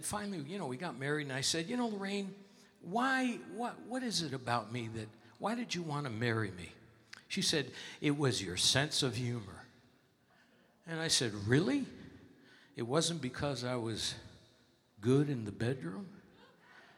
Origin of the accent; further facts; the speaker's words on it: Connecticut, United States; now in Las Vegas, United States; I'm from Connecticut